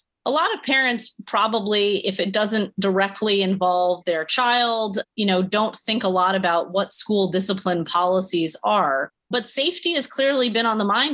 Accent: Massachusetts, United States; I'm from Massachusetts

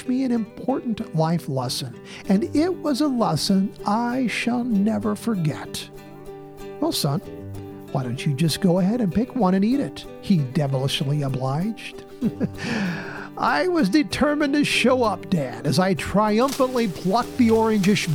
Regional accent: Indiana, United States; native to my home state

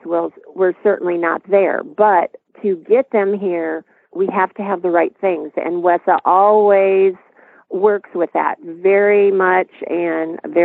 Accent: Iowa, United States; we're from Iowa.

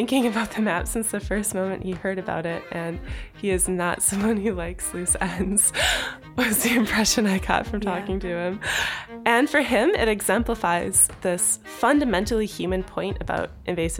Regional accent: United States; I grew up on Lake Michigan

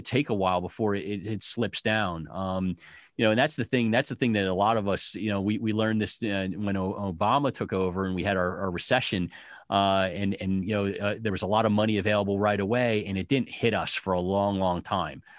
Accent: United States; now in Detroit, United States; we as Americans are, are hectic, busy

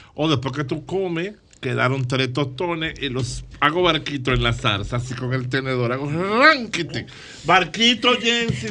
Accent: Dominican Republic; yo soy dominicano

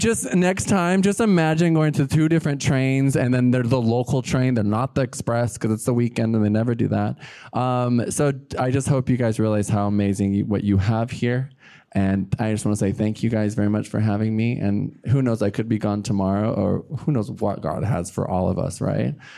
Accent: California, United States; moved away as an adult; now in New York, United States; I'm from New York, but I'm originally from California. I've lived out there for four years.

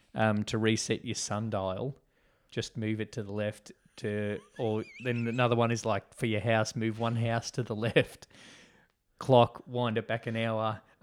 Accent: Australia; We call them biscuits. Because we're Aussie.

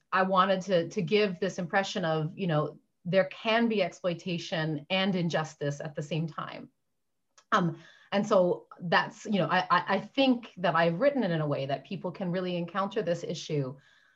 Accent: Newfoundland and Labrador, Canada; now in London, United Kingdom; I'm from Newfoundland

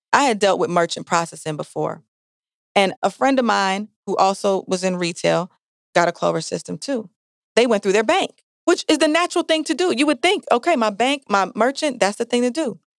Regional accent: Jamaica; now in Milwaukee, United States; I'm Jamaican

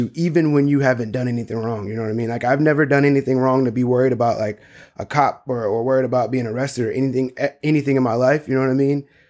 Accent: North Charleston, South Carolina, United States; moved away; I grew up in Charleston, North Charleston

